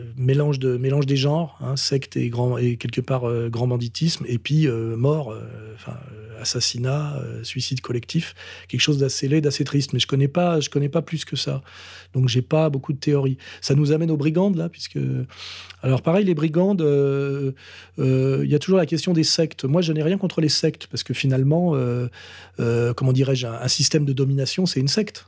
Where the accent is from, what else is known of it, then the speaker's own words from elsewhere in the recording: France; en tant que Français